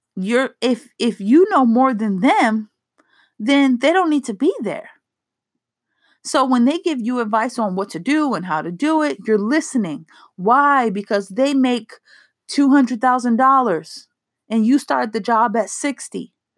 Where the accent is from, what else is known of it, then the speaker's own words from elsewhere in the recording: East Coast, United States; I'm from the East Coast where there are so many soulful restaurants